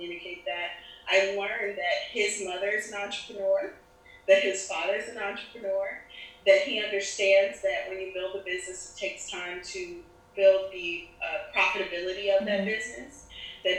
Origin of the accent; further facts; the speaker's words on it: Germany; also born or lived in Nigeria / Panama; now in Miami, United States; my dad's from Nigeria, my mm-hmm. mother's from Panama, I was born in Germany